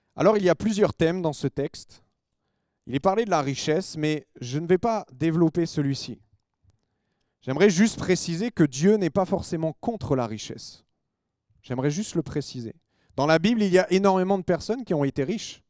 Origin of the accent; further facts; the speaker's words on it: France; on est des Français